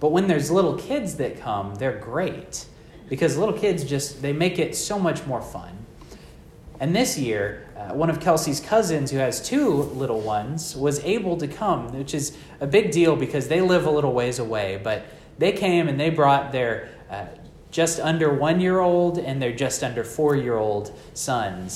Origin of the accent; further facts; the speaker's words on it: Texas, United States; I'm from Texas where everything is flat